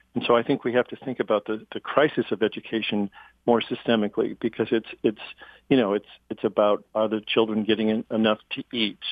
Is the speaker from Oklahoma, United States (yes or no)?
no; Chicago, Illinois, United States; I come from Chicago, which had a political machine